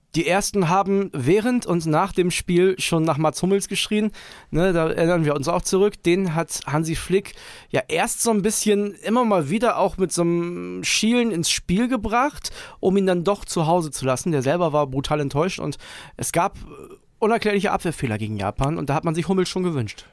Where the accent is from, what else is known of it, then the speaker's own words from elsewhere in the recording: Germany; als Deutscher